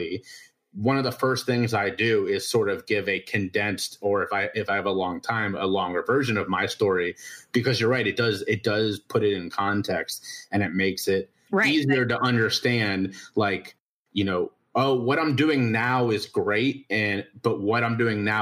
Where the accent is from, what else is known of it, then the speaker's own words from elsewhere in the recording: Cincinnati, Ohio, United States; moved away as an adult; now in South Carolina, United States; I was born in Cincinnati, Ohio, the oldest of four boys